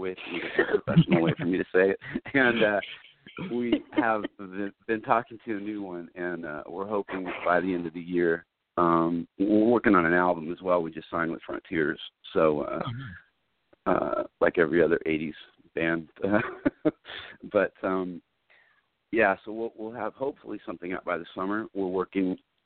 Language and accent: English; California, United States; accent: California; my California accent